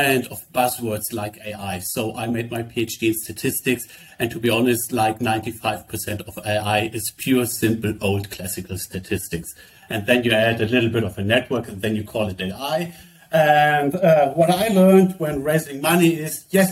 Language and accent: English; Germany; we come from Germany